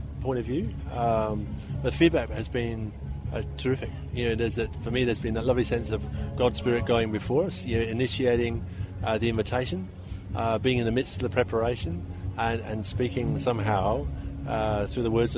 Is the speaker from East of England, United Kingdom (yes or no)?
no; Belfast, Northern Ireland, United Kingdom; also born or lived in Great Britain (mainland) / Papua New Guinea; now in Toowoomba, Australia; I was born and raised in Ireland, in a community in Northern Ireland which was torn apart by violence